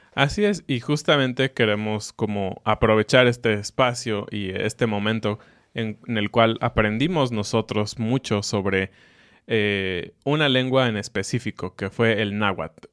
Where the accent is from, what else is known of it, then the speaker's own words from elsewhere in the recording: Mexico; nosotros que somos mexicanos